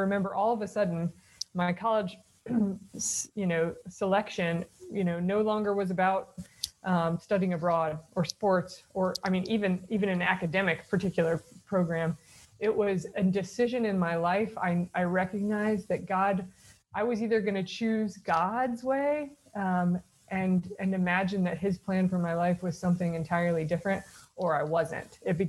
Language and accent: English; the South, United States; So I grew up in the South. I've lost my accent, you can hear, and in the Protestant South, and kind of grew up knowing my faith was important